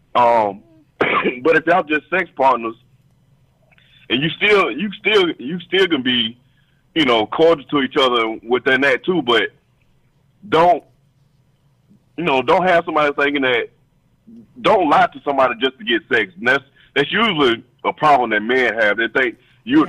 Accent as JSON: {"language": "English", "region": "Georgia", "country": "United States", "moved": "yes", "lives_now": "DC area, United States", "said": "I'm from Georgia"}